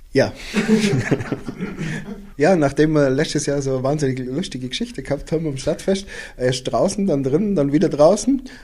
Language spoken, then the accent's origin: German; Füssen, Bavaria, Germany; now in Austria; ich bin ja in Füssen geboren und wohne jetzt mittlerweile in Österreich